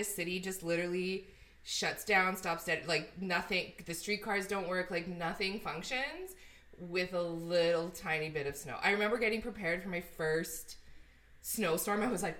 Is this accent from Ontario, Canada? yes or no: no; Edmonton, Alberta, Canada; moved away as an adult; now in Toronto, Canada; I'm from Edmonton.